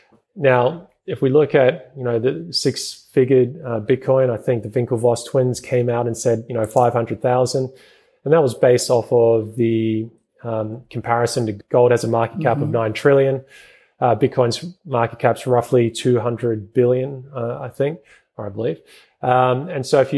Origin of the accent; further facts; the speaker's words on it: New Zealand; moved away; originally I'm from New Zealand.